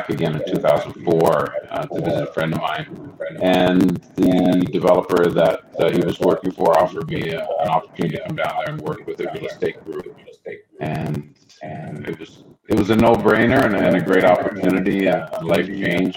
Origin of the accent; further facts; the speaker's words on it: Newfoundland and Labrador, Canada; moved away as an adult; also born or lived in Turks and Caicos / Dominican Republic; I grew up, was born and raised in Labrador, Canada, which is a small iron ore mining town on the far east, northeast part of Canada